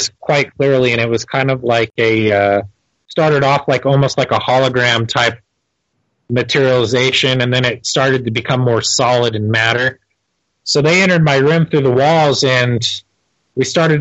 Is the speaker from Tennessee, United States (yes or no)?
no; Torrance, California, United States; now in Utah, United States; I was born in Torrance, California.